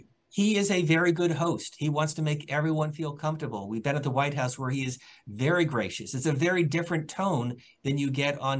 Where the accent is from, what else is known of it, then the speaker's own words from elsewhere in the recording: Pennsylvania, United States; I'm from Pennsylvania